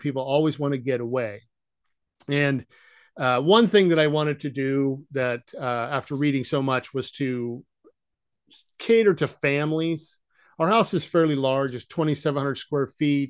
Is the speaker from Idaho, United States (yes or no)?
yes; Idaho, United States; moved away; also born or lived in Ohio / Western Washington; We moved to Idaho when I was, uh, probably seven or eight, and I grew up there, essentially, between the town of Pocatello and, uh, uh, Coeur d'Alene.